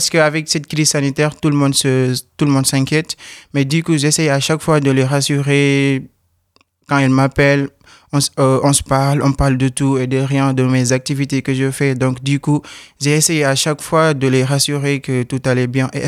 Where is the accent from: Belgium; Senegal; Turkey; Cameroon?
Senegal; now in France; Oui, je viens du Sénégal.